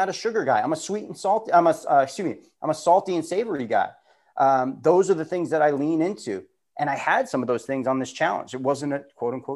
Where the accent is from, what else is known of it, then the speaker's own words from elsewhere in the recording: Long Island, New York, United States; also born or lived in Florida; I was born in Florida. I was very young when I moved to Long Island.